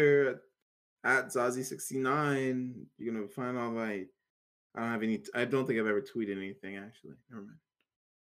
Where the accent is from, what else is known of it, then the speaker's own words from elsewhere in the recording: Tennessee, United States; I'm Tennessee. I'm a Tennessee